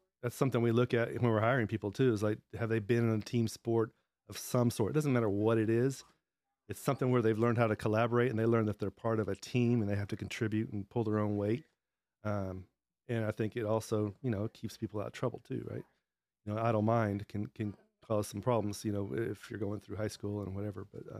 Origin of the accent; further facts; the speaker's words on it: Dallas, Texas, United States; I grew up in Dallas